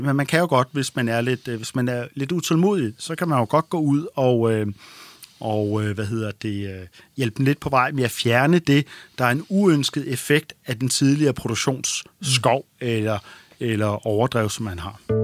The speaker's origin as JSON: {"language": "Danish", "country": "Denmark", "said": "vi som danskere"}